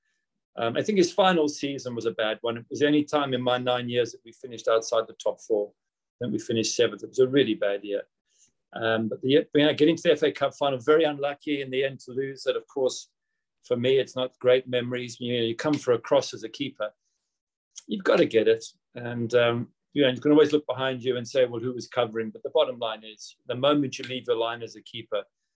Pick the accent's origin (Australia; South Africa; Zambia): South Africa; moved away as an adult; also born or lived in Manchester; I'd grown up in South Africa and not in Britain